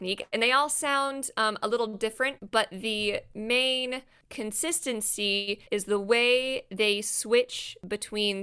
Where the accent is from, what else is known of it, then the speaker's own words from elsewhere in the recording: Des Moines, Iowa, United States; I am from Des Moines, Iowa